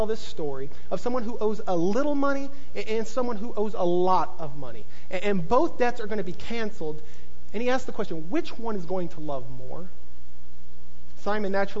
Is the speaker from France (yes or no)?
no; the Bible Belt, United States; I grew up in the Bible Belt.